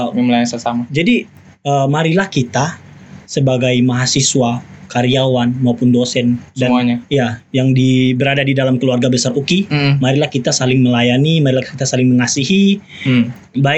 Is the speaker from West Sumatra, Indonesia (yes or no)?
yes; Mentawai, West Sumatra, Indonesia; orang Mentawai.